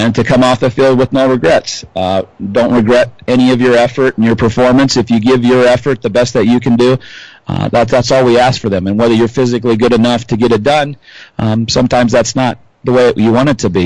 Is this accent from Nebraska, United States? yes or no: yes; Columbus, Nebraska, United States; now in Hastings, United States; I'm actually from Columbus, so it's good to play some of the schools from where I grew up for a while when I was a child